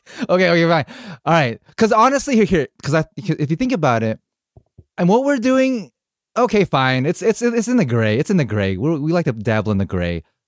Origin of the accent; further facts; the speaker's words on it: United States; I'm Korean American. I was born here, but raised very Korean at home.